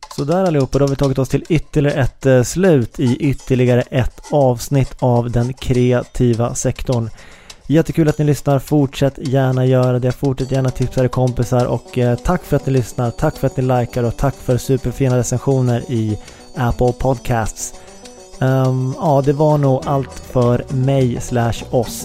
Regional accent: Uppsala, Uppsala County, Sweden; now in Stockholm, Sweden; min hemstad Uppsala

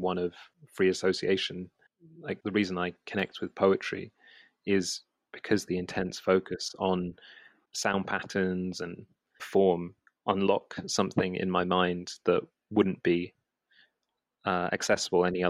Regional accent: London, United Kingdom; I grew up in West London, kind of in between Shepherd's Bush and Hammersmith

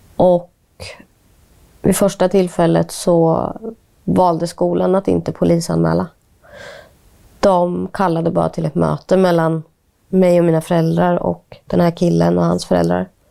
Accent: Linköping, Östergötland, Sweden; also born or lived in India; när någon frågar vart kommer du ifrån och jag säger ja, Linköping

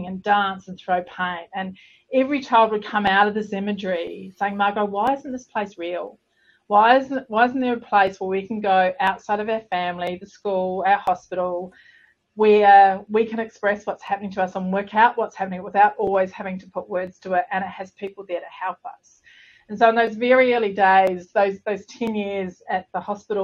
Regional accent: Southland, New Zealand; moved away as an adult; also born or lived in London, United Kingdom; now in Australia; I'm a Kiwi girl. So I was born in the depths of Southland in New Zealand.

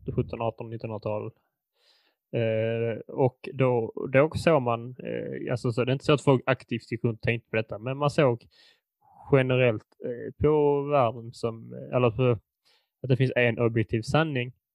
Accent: Furulund, Skåne, Sweden; min hemstad Furulund

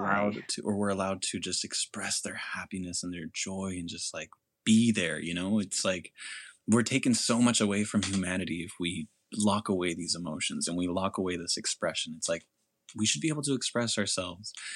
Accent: California, United States; also born or lived in Mexico; I grew up in California where going to school, being Hispanic

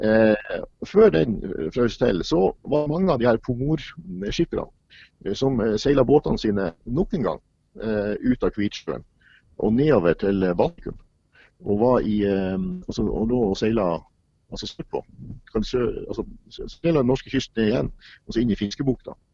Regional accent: Sortland, Nordland, Norway; fra den bygda i Nordland som, der jeg vokste opp

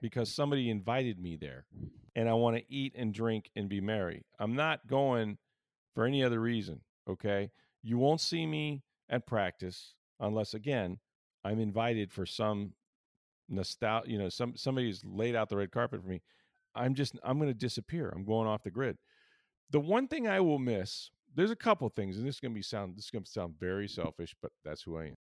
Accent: Pinellas County, Florida, United States; also born or lived in Hillsborough County, Florida; I grew up on the Pinellas side

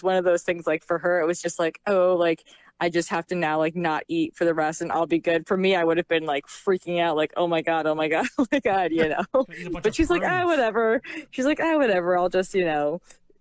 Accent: New Jersey, United States; I'm 100% a Jersey girl. I'm an East Coaster

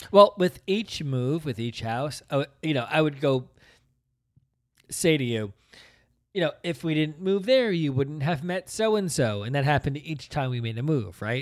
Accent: Princeton, New Jersey, United States; we grew up in the Princeton area

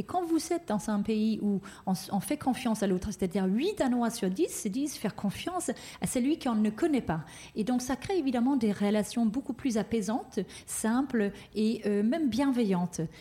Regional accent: Denmark; moved away; le Danemark, donc mon pays d'origine

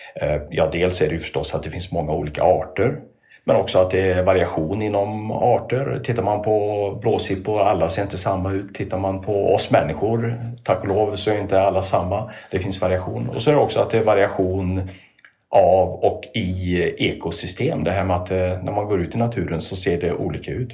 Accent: Trollhättan, Västra Götaland, Sweden; När jag växte upp i Trollhättan

